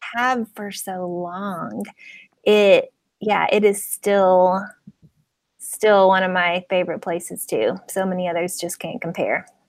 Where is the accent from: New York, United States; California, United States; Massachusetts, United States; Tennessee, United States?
Tennessee, United States; Nashville; I'm from Nashville